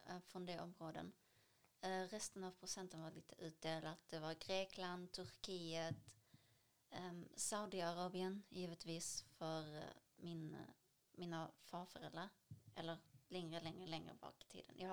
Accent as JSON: {"language": "Swedish", "country": "Palestine", "said": "Vi, vi kommer från Palestina men vi har blandade rötter."}